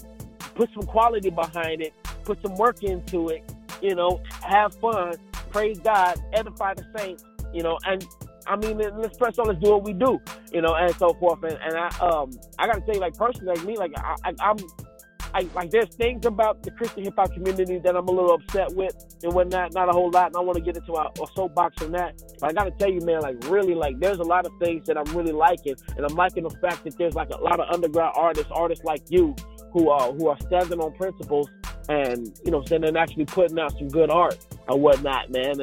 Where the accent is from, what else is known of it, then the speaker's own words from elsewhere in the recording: Chattanooga, Tennessee, United States; moved away; Shattown. That's my hometown